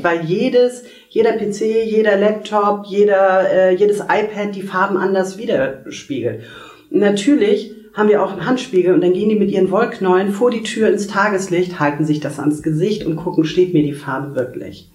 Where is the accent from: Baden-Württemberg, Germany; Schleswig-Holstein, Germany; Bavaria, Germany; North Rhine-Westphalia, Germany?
Schleswig-Holstein, Germany; Kiel; ich komme aus Kiel